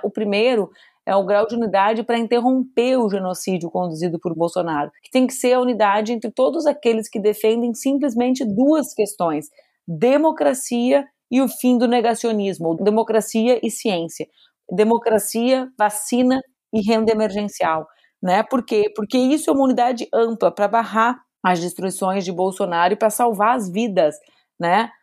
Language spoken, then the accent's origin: Portuguese; Porto Alegre, Rio Grande do Sul, Brazil; also born or lived in Brasília; para poder viver novamente na minha cidade, Porto Alegre